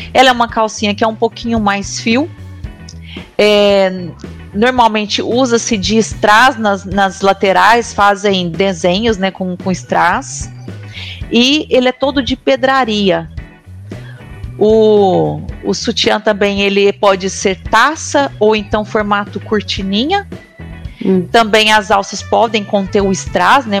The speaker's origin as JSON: {"language": "Portuguese", "town": "Uberlândia", "region": "Minas Gerais", "country": "Brazil", "said": "eu sou daqui de, da cidade de Uberlândia"}